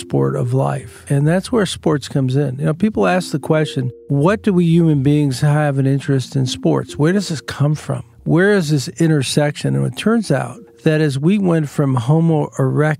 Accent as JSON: {"language": "English", "area": "Long Island", "region": "New York", "country": "United States", "tie": "born or raised there", "said": "growing up on Long Island"}